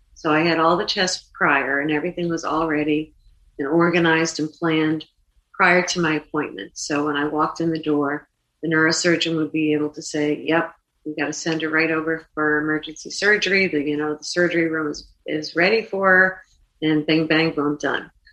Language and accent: English; Boston, Massachusetts, United States; I'm from Boston, and I'm I'm in New York